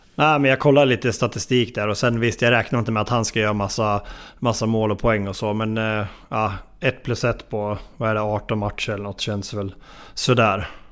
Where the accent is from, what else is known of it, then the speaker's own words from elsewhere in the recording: near Hällefors, Örebro County, Sweden; Mina hemtrakter nästan